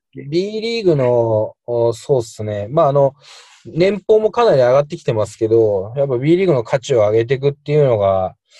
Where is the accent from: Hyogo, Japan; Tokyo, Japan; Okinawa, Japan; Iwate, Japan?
Tokyo, Japan; moved away as an adult; also born or lived in Shiki, Saitama; now in Asakadai, Saitama, Japan; 東京出身なんですけど、結婚したタイミングで家族で埼玉に